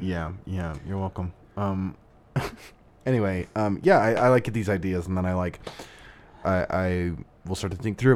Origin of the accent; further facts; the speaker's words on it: Southern Idaho, United States; moved away as an adult; also born or lived in Las Vegas; I was in, uh, my hometown in, in Southern Idaho, a small farm town.